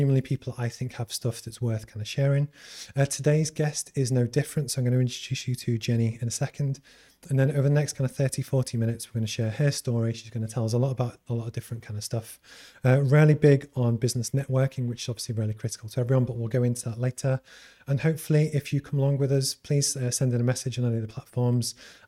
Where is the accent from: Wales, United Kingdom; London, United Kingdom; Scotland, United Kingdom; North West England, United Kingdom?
North West England, United Kingdom; Liverpool; accent: Scouse; It's my hometown.